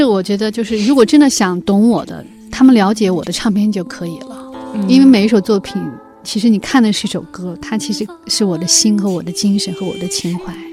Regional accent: China; 作为中国人嘛

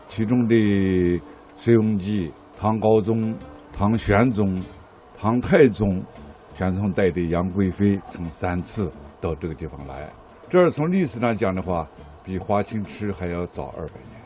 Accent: Taibai Mountain area, Shaanxi, China; 我是当地人，我小的时候就在这儿洗

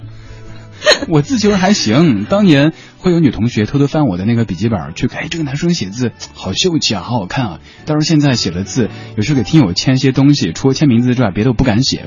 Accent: Sichuan, China; moved away; 在我们老家四川那边讲普通话都是一件特别不现实的事情

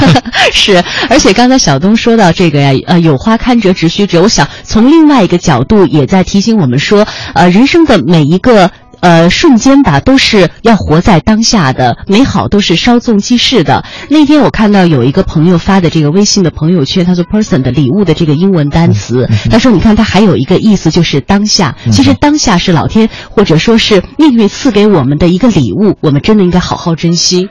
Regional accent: southern China, China; 我小时候是在南方长大的

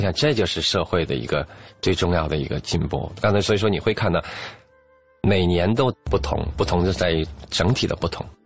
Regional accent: China; 我们中国人

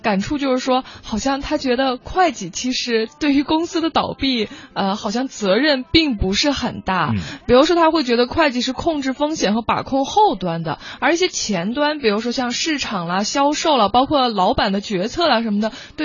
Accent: China; 我们中国人

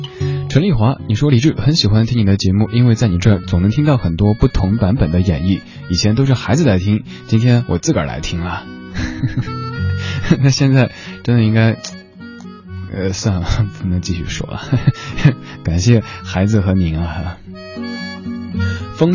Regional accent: Sichuan, China; accent: Sichuanese; 刚才我一直在用家乡话、四川话给这首歌和声

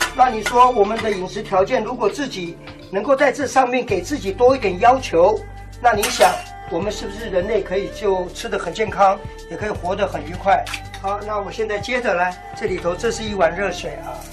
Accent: Taipei, Taiwan; 我们台北这边

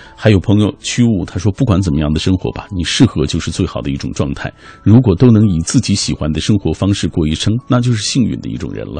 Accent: Xinjiang, China; moved away as an adult; now in Beijing, China; 我从故乡新疆来到北京，啊，啊。就是因为我二十六岁之前一直在做汽车修理工

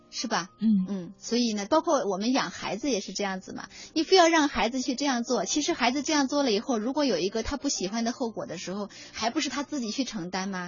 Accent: China; 我们中国人

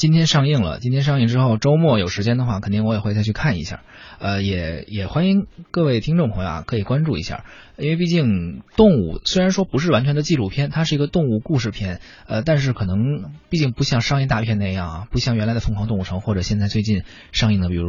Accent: China; 也能够来反映说我们中国人的一种。对于生命哲学的一种理解吧

